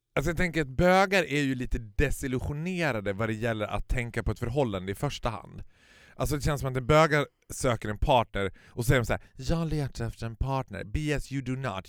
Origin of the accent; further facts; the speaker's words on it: Stockholm, Stockholm County, Sweden; som stockholmare så har du alltid liksom den stockholmsglasögonen på dig